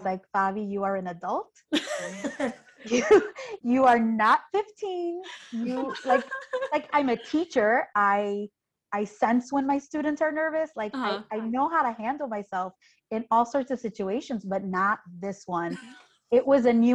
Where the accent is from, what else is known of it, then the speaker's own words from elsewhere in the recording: Chicago, Illinois, United States; I'm from Chicago.